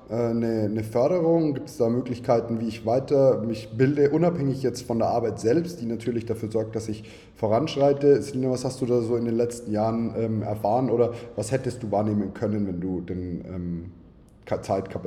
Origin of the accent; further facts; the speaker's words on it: Neumarkt in der Oberpfalz, Bavaria, Germany; ich komme ja aus Neumarkt in der Oberpfalz